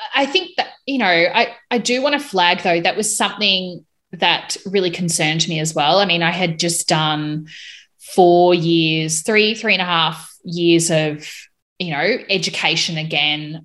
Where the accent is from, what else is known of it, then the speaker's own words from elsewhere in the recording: Melbourne, Victoria, Australia; moved away as an adult; now in Hobart, Australia; I'm currently living in Hobart, Tasmania. I was originally from Melbourne